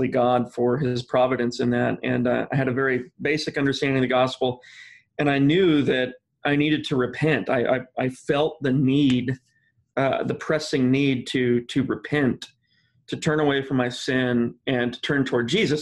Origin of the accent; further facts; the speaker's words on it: Midwest, United States; I'm from the Midwest